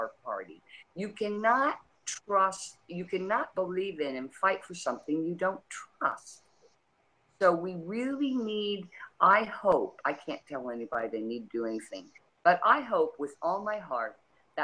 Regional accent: Ross County, Ohio, United States; I come from Ross County. The population of my county is about maybe 75,000

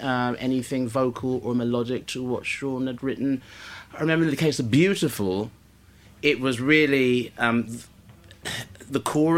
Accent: Guyana; when I was growing up in Guyana in the 80s

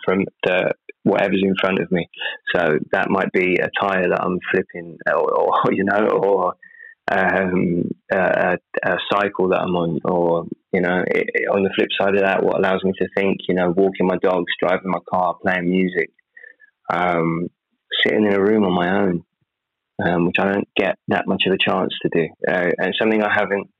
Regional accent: United Kingdom; I'm British.

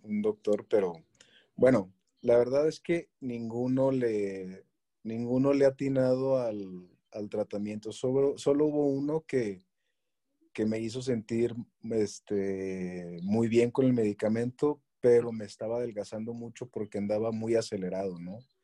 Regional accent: Chihuahua, Mexico; moved away as an adult; now in Querétaro, Mexico; soy originario de Chihuahua

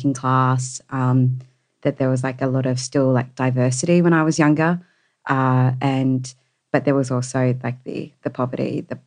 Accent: Sydney, New South Wales, Australia; I grew up in the actual opposite of a direction of Sydney. So the western suburbs in Mount Druitt

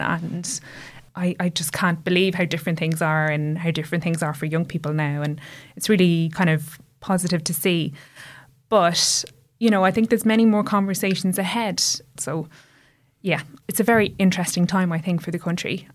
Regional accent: Ireland; when I was growing up in Ireland

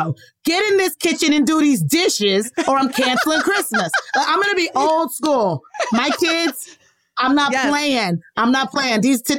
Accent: the South, United States; I'm from the South

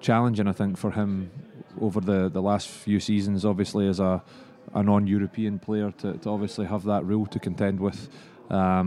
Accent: Stirling, Scotland, United Kingdom; I'm originally from Stirling County

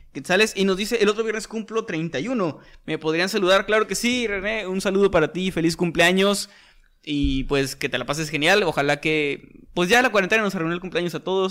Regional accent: Mexico; desde México

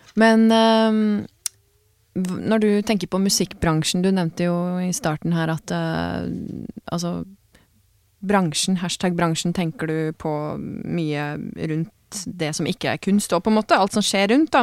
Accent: Grenland, Telemark, Norway; jeg er fra Åklungen

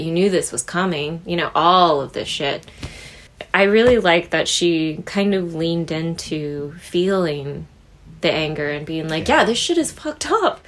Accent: Midwest, United States; we grew up in the Midwest.

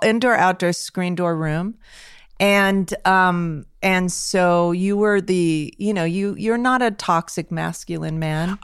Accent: Los Angeles, California, United States; I grew up in Hollywood

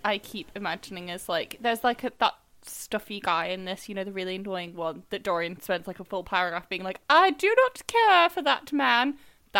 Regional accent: the north of England, United Kingdom; accent: northern; moved away; I don't know if my accent is stronger, but I'm back in the north, so if my accent sounds stronger, it's because of that.

